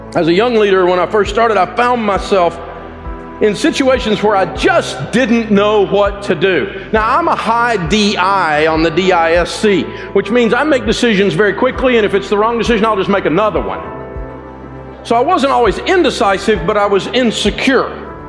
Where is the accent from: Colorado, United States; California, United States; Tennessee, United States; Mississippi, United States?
Tennessee, United States; Antioch; I grew up over in Antioch, Tennessee